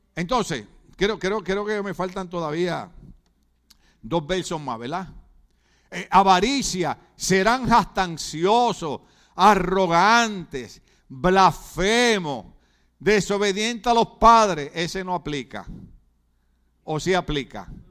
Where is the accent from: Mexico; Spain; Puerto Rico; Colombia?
Puerto Rico; moved away; en Puerto Rico decimos la botó, botó la pelota